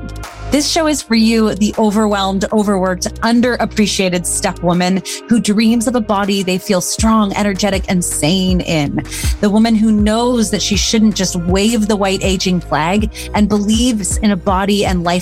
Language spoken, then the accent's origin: English; Canada; moved away; also born or lived in United States; we're both Canadian Americans